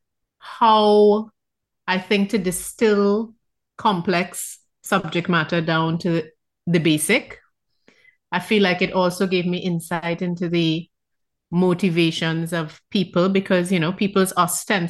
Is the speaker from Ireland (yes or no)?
no; Trinidad & Tobago; I'm from Trinidad